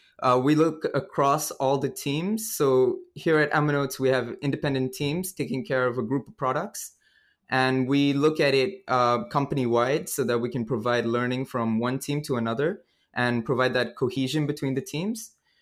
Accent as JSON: {"language": "English", "country": "India", "also_born_or_lived": "Cambodia / Vietnam", "said": "I've been pretty much grew up all around Asia. So I'm originally from India, and I grew up in Cambodia and Vietnam as well."}